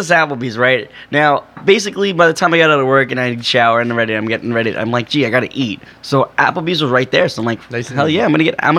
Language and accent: English; New York, United States; He's like, where are you from? I was like, New York